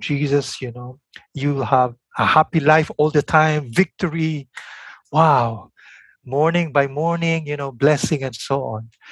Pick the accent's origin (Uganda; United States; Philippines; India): Philippines; my own Philippine context, you know, as a Filipino in Asia